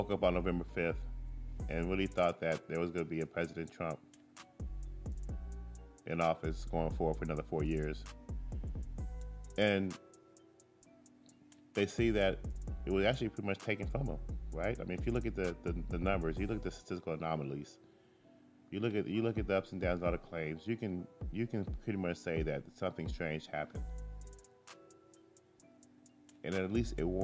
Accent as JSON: {"language": "English", "country": "United States", "said": "I'm just an American"}